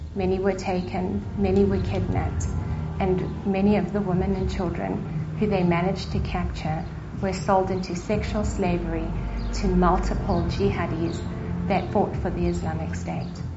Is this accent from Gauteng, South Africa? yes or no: no; Cape Town, Western Cape, South Africa; I was born in Cape Town in South Africa to Assemblies of God Pentecostal missionaries that planted churches in southern Africa